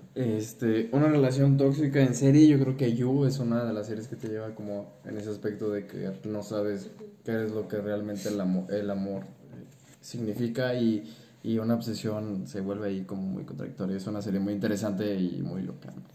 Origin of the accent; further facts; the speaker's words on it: Mexico; somos mexicanos